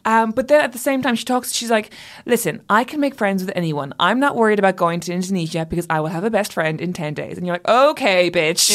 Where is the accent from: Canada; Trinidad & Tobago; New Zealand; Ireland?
Ireland; I grew up Catholic and in Ireland